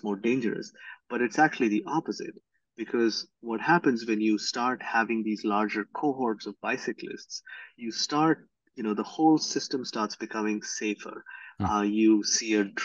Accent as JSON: {"language": "English", "country": "India", "tie": "born or raised there", "moved": "yes", "said": "I grew up in India"}